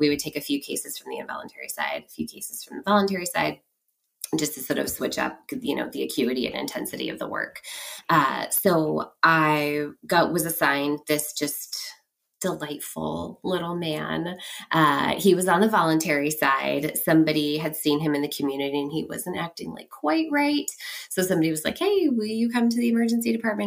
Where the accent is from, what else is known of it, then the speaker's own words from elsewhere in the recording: Bay Area, California, United States; moved away as an adult; also born or lived in San Francisco; now in Portland, United States; I'm originally from the Bay Area